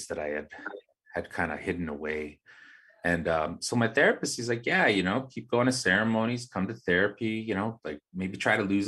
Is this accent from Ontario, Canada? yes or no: no; Winnipeg, Manitoba, Canada; also born or lived in Pukatawagan; I grew up here in the West End in Winnipeg and in the North End